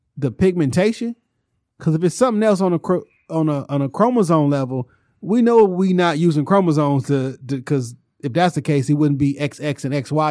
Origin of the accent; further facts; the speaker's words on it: Detroit, Michigan, United States; I grew up on the Jarrell area. So my immediate stomping grounds was from Joe Roden Evergreen to Joe Roden Southfield Freeway.